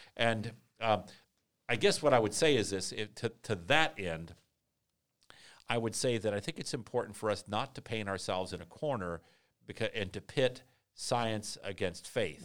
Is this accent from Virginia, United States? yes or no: yes; Vienna, Virginia, United States; Henry David Thoreau Junior High School in Vienna, Virginia, my hometown